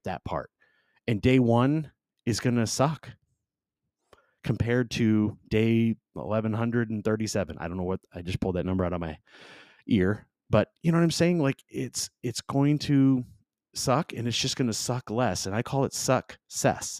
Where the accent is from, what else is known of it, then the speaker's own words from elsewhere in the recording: Southern California, United States; also born or lived in Michigan; I am from Michigan originally, grew up in Southern California